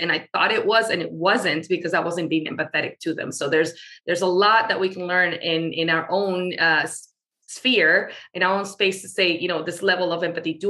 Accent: Venezuela; now in Florida, United States; I live in the States, and specifically in the state of Florida. I'm originally from Venezuela.

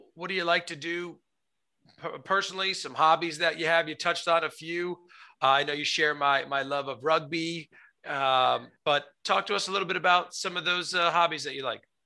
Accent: United States; I'm American. My family's uh, ancestors from Italy

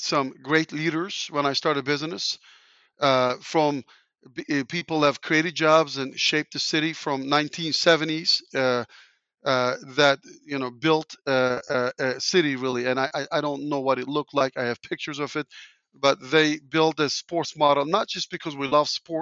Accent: Turkey; English is a second language; moved away as an adult; now in Indianapolis, United States; where I grew up in Turkey, everybody relies on government to do things

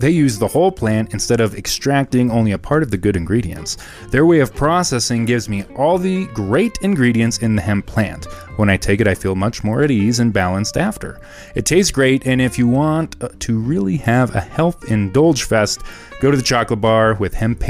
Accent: Colorado, United States; obviously we're from Colorado.

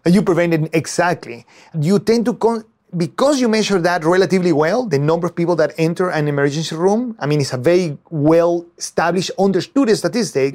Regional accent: Venezuela; moved away as an adult; now in United States; I was born in Venezuela and I studied there, and I went to the university to study, uh, chemistry

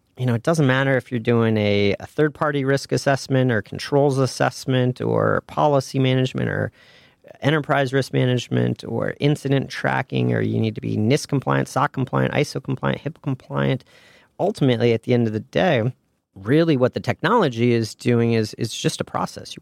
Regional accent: Ann Arbor, Michigan, United States; moved away as an adult; also born or lived in Indiana / Chicago; I was a Midwest guy. I grew up in Ann Arbor, Michigan

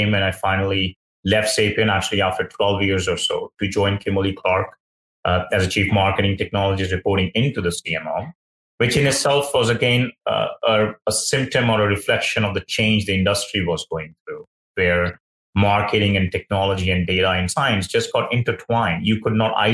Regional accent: India; moved away; I grew up in India

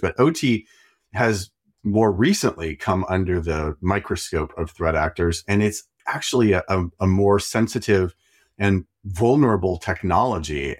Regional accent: Idaho, United States; I am also from Idaho, and apparently Roya lived like two hours from me.

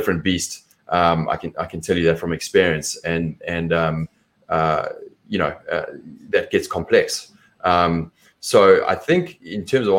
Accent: South Africa; accent: South African; My accent is different. It's South African

